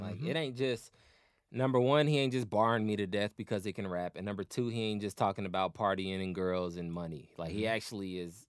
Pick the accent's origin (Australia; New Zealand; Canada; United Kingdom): New Zealand; I'm a Kiwi G.